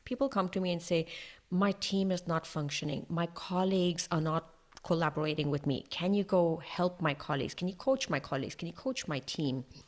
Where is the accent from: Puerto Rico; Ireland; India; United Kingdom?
India; now in Toulouse, France; I'm Indian. I live in France, in Toulouse, in the southwest of France.